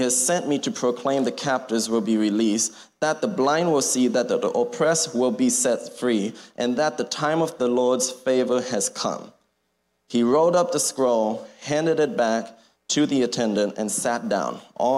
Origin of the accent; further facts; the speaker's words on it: Thailand; So, as Pastor Joe said, we grew up in Thailand. My brother and I, my parents raised us as missionary / pastor's kids in Thailand.